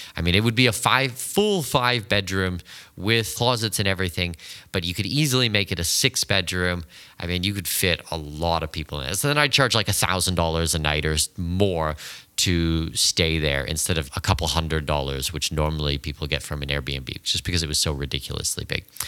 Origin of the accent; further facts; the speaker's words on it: Canada; moved away; also born or lived in Abu Dhabi; I'm Canadian and my wife is from China